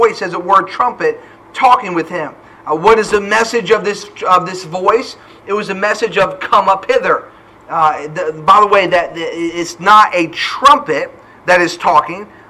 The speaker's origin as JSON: {"language": "English", "region": "New Hampshire", "country": "United States", "tie": "born or raised there", "also_born_or_lived": "Ford City, Pennsylvania", "moved": "yes", "lives_now": "Huntsville, United States", "said": "Growing up in New Hampshire, I remember as a teenager, I had a burden for my local area"}